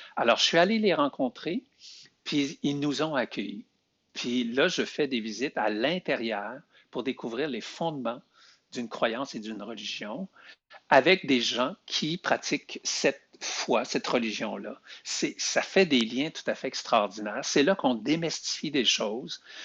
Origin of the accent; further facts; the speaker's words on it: Beauce, Quebec, Canada; moved away as an adult; now in Montreal, Canada; je suis natif de la Beauce